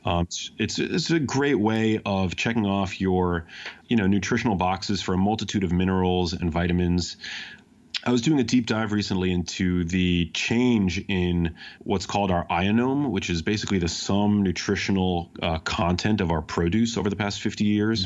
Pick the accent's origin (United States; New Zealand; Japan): United States; New York City, New York; I grew up in New York City